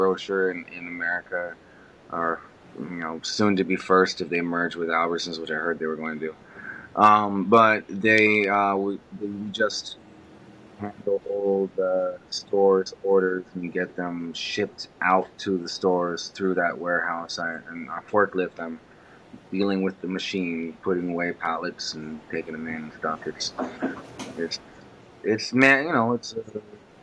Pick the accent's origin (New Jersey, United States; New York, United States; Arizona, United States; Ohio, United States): Arizona, United States; Phoenix; moved away as an adult; now in Wisconsin, United States; I was born in Phoenix, Arizona